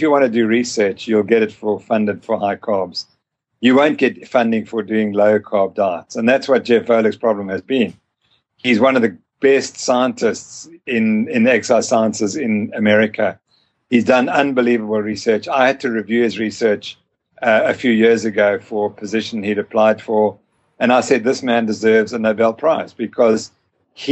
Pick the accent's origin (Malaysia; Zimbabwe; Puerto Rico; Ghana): Zimbabwe; also born or lived in South Africa; I'm from Zimbabwe